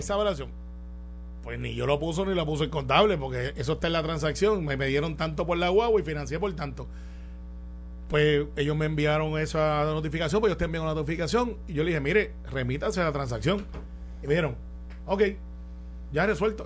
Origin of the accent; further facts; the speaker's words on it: Puerto Rico; así somos todos los puertorriqueños